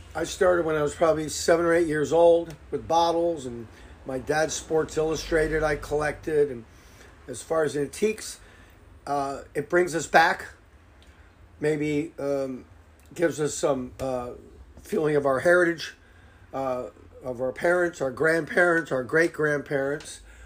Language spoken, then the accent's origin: English; Fairfield, Connecticut, United States; born and raised in Fairfield